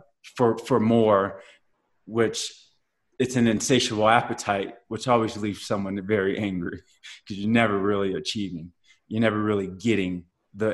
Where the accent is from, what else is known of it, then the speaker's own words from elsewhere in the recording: Blue Springs, Missouri, United States; also born or lived in Kansas City, Missouri; growing up in Kansas City and being growing up in Blue Springs and, suburbia, white suburbia